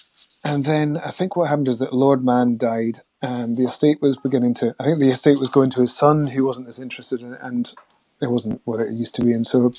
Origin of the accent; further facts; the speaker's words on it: Mull, Scotland, United Kingdom; also born or lived in Norwich; now in Shetland, United Kingdom; I grew up mostly on Mull. I was born in Norwich in 1970. My folks were living in Norfolk at that point.